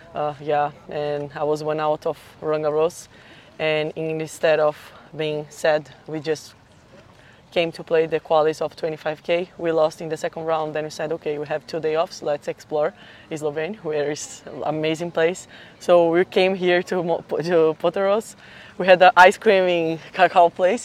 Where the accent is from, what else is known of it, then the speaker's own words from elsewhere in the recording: São Paulo, Brazil; I'm from Brazil, São Paulo